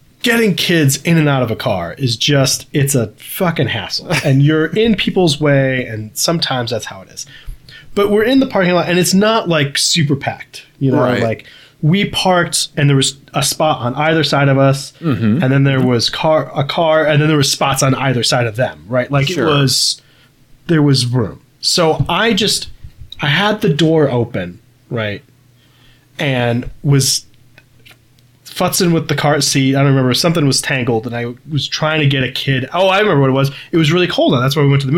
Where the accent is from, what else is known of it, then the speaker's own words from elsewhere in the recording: Midwest, United States; a Midwesterner with children